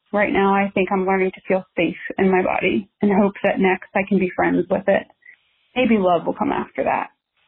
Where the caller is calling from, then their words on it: Washington, District of Columbia, United States; I'm calling from Washington, D.C.